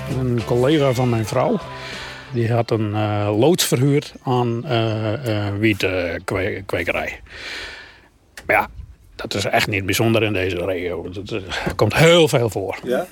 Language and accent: Dutch; Buitenpost, Friesland, Netherlands; in Boetenpost eh, opgegroeid